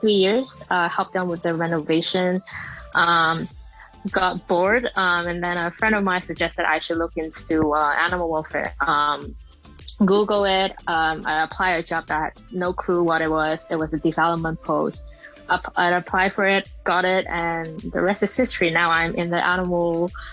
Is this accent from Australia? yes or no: no; Hong Kong; moved away as an adult; also born or lived in United States; I grew up in Chen Mun